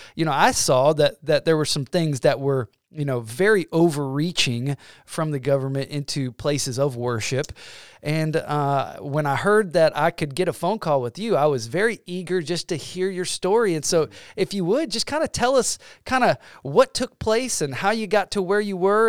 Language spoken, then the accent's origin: English; Georgia, United States; now in Illinois, United States; So now I'm from Georgia